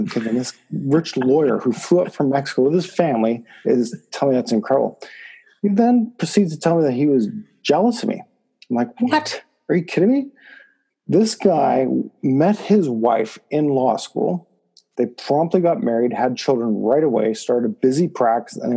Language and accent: English; Toronto, Ontario, Canada; I grew up in Scarborough in Agincourt